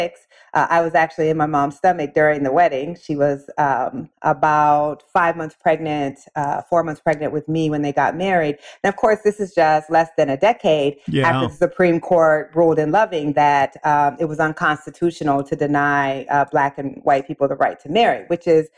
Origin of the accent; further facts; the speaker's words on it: Waterloo, Iowa, United States; My mother came to my hometown to go to college. Waterloo, Iowa.